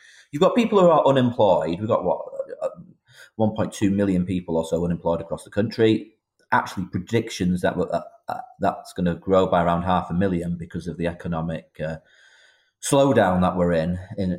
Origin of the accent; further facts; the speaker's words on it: Northern England, United Kingdom; although I sit for a Midlands constituency, I'm a Northerner, as you highlighted